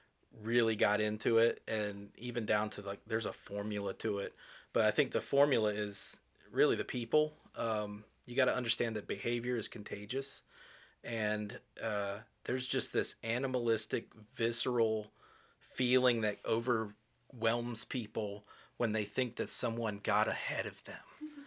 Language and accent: English; United Kingdom; and I'm British. I know how to queue.